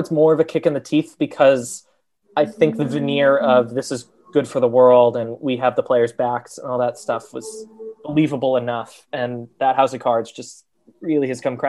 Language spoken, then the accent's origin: English; United States; As an American, you have to, you know, live with this cognitive dissonance that evil things are happening and you are paying money for it.